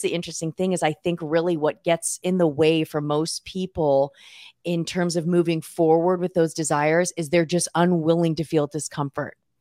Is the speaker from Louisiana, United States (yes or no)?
no; Southern California, United States; moved away as an adult; now in Chico, United States; I grew up in Southern California